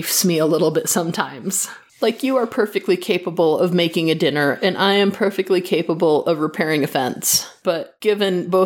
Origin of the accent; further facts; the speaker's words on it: Midwest, United States; moved away; I come from the Midwest where if you're digging a hole, it's in dirt that's actually like soil